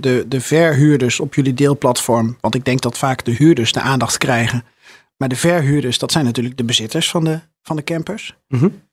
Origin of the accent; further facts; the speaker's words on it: Netherlands; We zijn Nederlanders